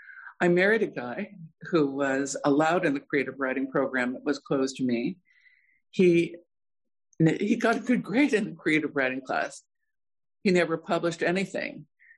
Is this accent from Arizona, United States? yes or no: yes; Bisbee, Arizona, United States; also born or lived in South Dakota; I was born in South Dakota. I grew up in Bisbee, Arizona, and when we moved to Bisbee in the late 40s, it was still a booming copper mining town.